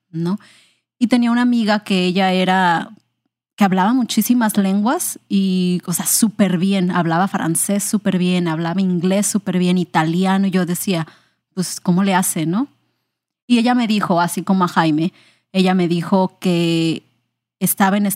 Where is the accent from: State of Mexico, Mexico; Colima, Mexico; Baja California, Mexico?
Colima, Mexico; also born or lived in Manzanillo / Puerto Vallarta / Guerrero; Bueno, yo soy del estado de Colima, en México. Yo nací en Manzanillo y toda mi vida, pues como que en mi infancia nos estuvimos mudando mucho por el trabajo de mi papá.